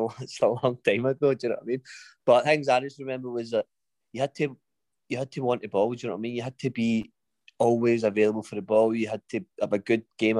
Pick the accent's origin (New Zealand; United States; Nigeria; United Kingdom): United Kingdom; Greenock, Scotland; It's my hometown club. It's a team that I watched growing up